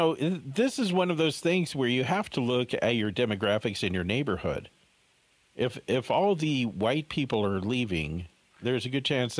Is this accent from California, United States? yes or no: yes; Orange County, Southern California, United States; moved away; growing up in Southern California, you know, growing up in Orange County, this is where you had the suburban sprawl.